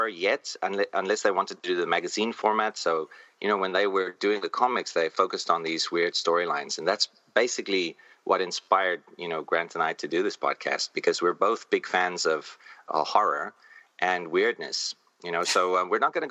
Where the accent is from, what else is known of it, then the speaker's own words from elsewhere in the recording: South Africa; moved away as an adult; now in Taipei, Taiwan; I'm from South Africa, although now I live in Taipei, in Taiwan. I'm an expat. But in South Africa, we had corner stores.